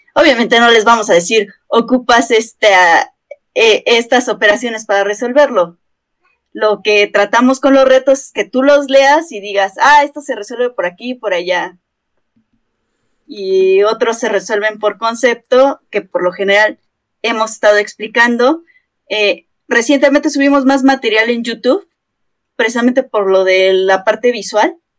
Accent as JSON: {"language": "Spanish", "country": "Mexico", "said": "aquí en México usamos la palabra de puto genio"}